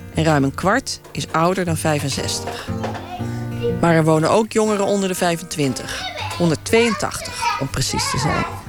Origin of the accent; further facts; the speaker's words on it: United States; Dutch is a second language; moved away as an adult; now in Zenderen, Netherlands; Als Amerikaans